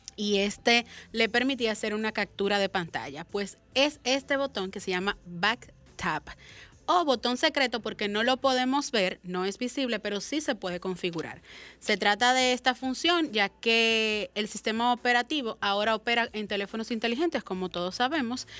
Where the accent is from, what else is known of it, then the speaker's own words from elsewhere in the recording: Dominican Republic; como dominicano que es